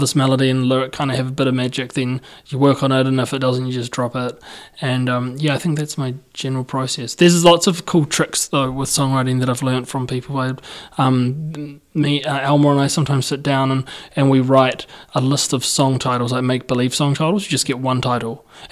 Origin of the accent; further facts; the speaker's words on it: Christchurch, Canterbury, New Zealand; I'm from Christchurch.